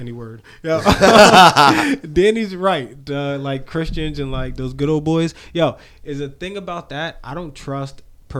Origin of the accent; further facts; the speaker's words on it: near Monmouth University, New Jersey, United States; I was born 10 minutes from Monmouth University.